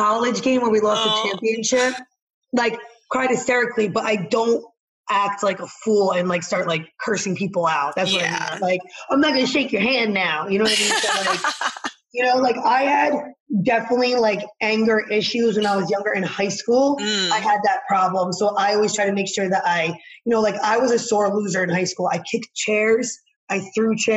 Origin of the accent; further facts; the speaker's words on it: New Jersey, United States; I'm from Jersey